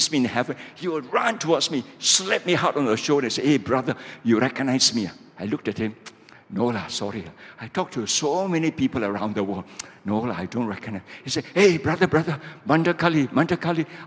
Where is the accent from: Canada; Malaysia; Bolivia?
Malaysia; I'm a pastor from Malaysia